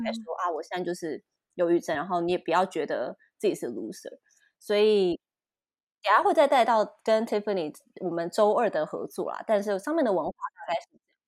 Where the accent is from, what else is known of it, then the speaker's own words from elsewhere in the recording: Taipei, Taiwan; 我是台北人